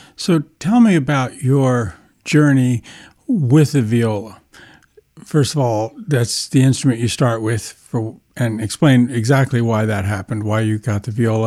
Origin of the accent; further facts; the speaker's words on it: near Aspinwall, Pennsylvania, United States; only a couple of miles from the home where my family lived when I was born back in nineteen fifty